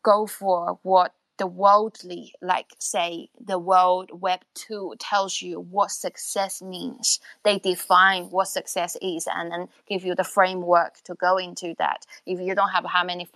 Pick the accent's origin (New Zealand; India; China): China; moved away; born in China, and I grew up to a point when I was like a teenage, 13, 14